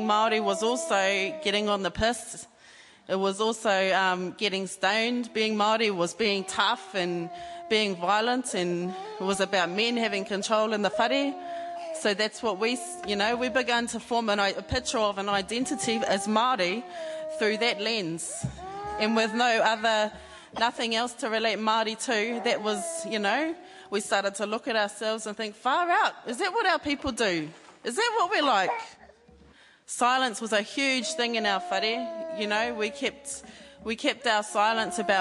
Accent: Sydney, New South Wales, Australia; moved away; we grew up in Ahitereiria in Australia, in the big city of Sydney, in Surrey Hills.

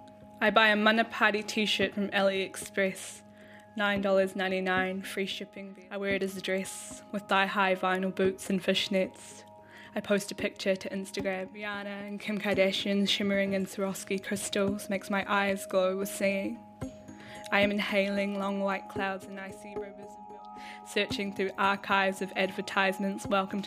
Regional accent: Wellington, New Zealand; I was born in Wellington and raised here, and my family come from Te Aroha, Ngāti Porou Te Whānau, Apanui, up the east coast.

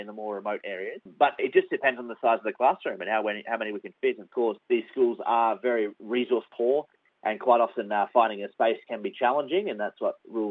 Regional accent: Australia; also born or lived in Western Highlands, Papua New Guinea; growing up in Australia

